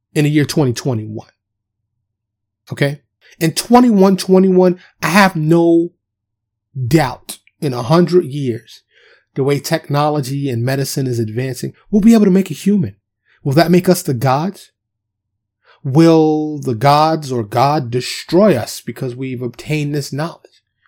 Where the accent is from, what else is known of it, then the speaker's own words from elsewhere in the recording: New York City, New York, United States; I was born and raised in, in, in Manhattan, Upper Manhattan, otherwise known as Harlem and the Bronx